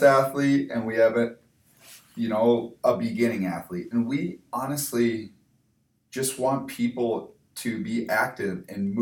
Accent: St. Cloud, Minnesota, United States; now in Stevens Point, United States; I come from St. Cloud, Minnesota

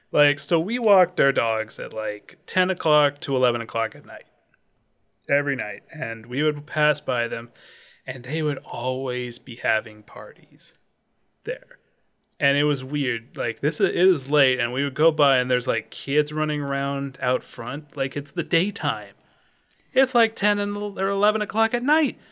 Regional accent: Pacific Northwest, United States; growing up in the Pacific Northwest

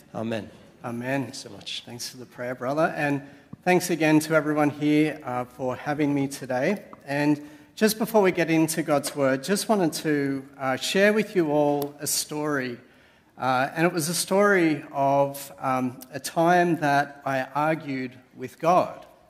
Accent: Sydney, New South Wales, Australia; moved away as an adult; now in Canberra, Australia; I'm originally a Sydney sider

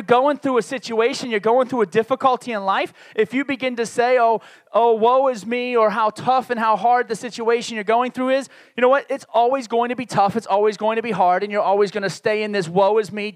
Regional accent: New York City and Baltimore, Maryland, Northeast, United States; moved away; also born or lived in Laredo, Texas; I grew up in the Northeast. I will consider most of my growing up years in New York City and Baltimore, Maryland, two major cities in the Northeast of the United States.

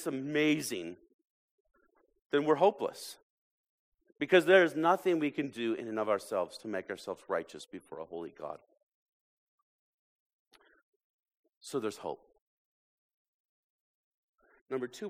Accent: United States; American Christians

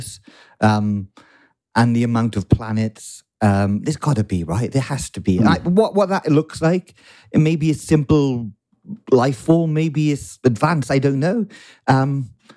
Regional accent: Bridgend, Wales, United Kingdom; now in London, United Kingdom; Bridgend boy, yeah, Bridgend boy.

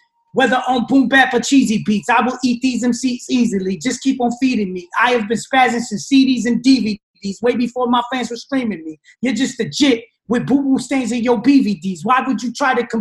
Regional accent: New Jersey, United States; I'm from Jersey. I grew up talking like this

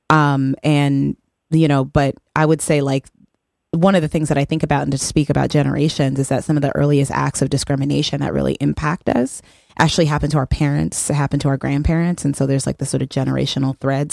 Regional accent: El Paso, Texas, United States; I'm from El Paso, Texas, um, which is a um, majority um, Mexican community, and um, there's a very tiny number of black people there when I was growing up.

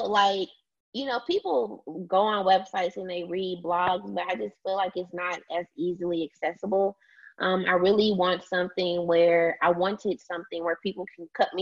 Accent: DeSoto, Texas, United States; I'm originally from DeSoto, Texas, Dallas, Texas, small city.

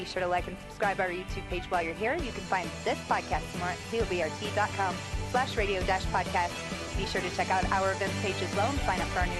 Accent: Indiana, United States; Because growing up in Southern Indiana, you rely real heavily on your sports teams a lot of football times.

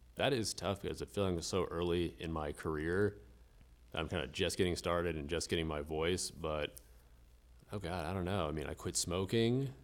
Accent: Melbourne Beach, Florida, United States; moved away as an adult; now in Jacksonville, United States; I'm originally from West Palm Beach in South Florida and spent most of my life in Melbourne Beach and came up here for school.

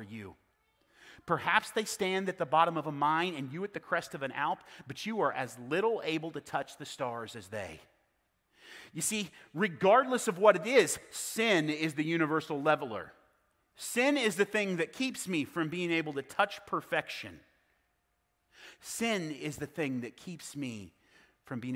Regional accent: South Central Kansas, United States; I was born and raised in South Central Kansas

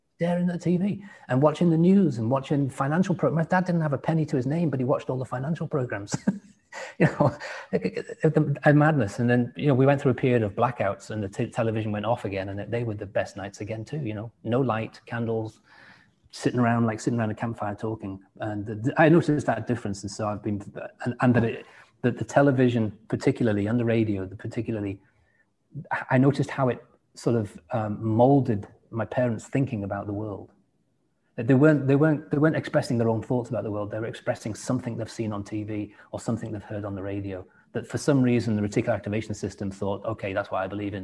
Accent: England, United Kingdom; moved away; also born or lived in Washington State, United States; Being English

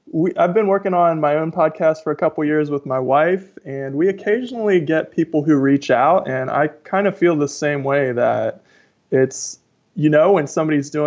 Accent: Tacoma, Washington, United States; I am from Tacoma, Washington.

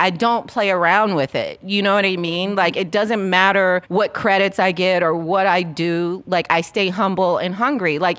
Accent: Dayton, Ohio, United States; moved away; the way I was raised back in Dayton, Ohio

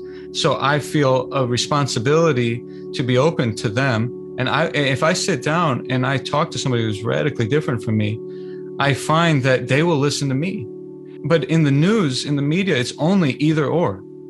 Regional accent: California, United States; born there; That's, that's a really powerful reflection. I was born in California.

